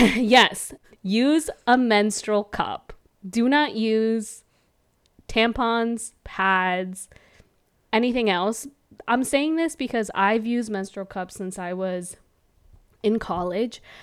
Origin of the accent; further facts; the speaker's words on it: California, United States; moved away; also born or lived in Milwaukee; I'm from California, and we over there say dude and bro and all this other stuff.